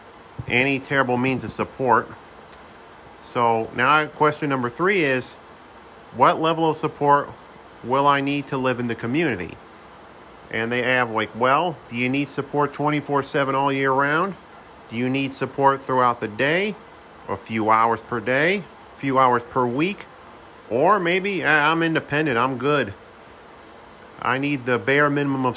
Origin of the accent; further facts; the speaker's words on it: Saratoga Springs, New York, United States; also born or lived in Halfmoon, New York; my hometown of Saratoga Springs